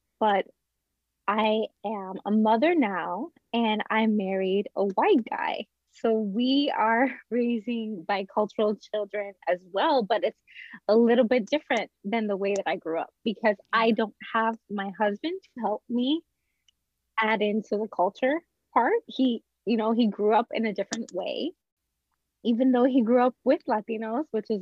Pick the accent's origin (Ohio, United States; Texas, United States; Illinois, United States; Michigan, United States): Illinois, United States; Chicago; I am Puerto Rican and I was born and raised in Chicago